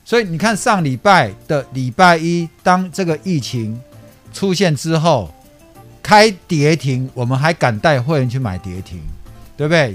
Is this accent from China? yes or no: no; Taipei, Taiwan; also born or lived in San Francisco, United States; 我就在合江街夜市长大的